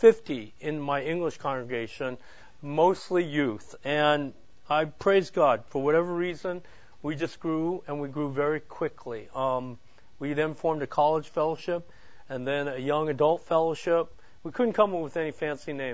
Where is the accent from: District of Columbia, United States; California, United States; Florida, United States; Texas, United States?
California, United States; Hayward; moved away as an adult; now in Chandler, United States; I am a native from California, the East Bay. And, it was called Hayward at the time